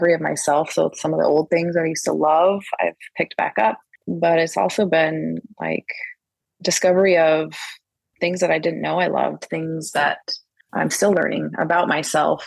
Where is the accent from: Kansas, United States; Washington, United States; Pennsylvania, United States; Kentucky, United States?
Washington, United States; I am from Washington State, and I've lived here my whole life, Pacific Northwest.